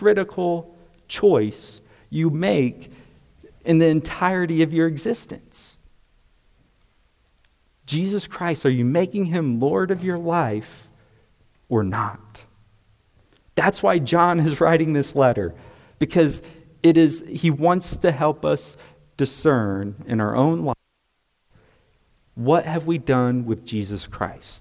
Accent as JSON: {"language": "English", "country": "United States", "said": "I'm also an American because I'm a citizen of the United States."}